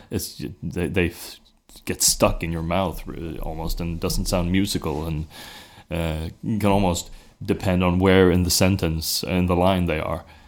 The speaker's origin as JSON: {"language": "English", "country": "Sweden", "accent": "regional accent", "second_language": "English", "said": "I was Swedish"}